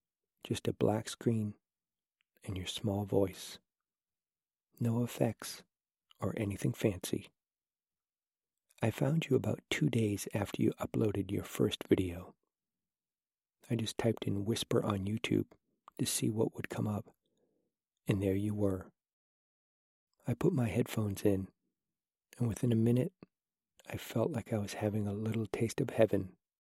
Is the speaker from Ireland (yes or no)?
no; Nottingham, East Midlands, United Kingdom; accent: Nottinghamshire; Yes, I am from Nottingham. I actually really dislike my Nottinghamshire accent, as I think I sound a bit chavvy.